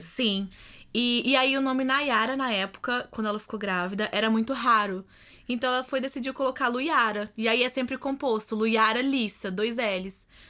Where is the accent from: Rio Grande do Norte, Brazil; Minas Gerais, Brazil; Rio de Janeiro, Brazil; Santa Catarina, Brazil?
Minas Gerais, Brazil; Belo Horizonte; moved away as an adult; also born or lived in California; now in Washington, United States; eu sou de Belo Horizonte, Minas Gerais.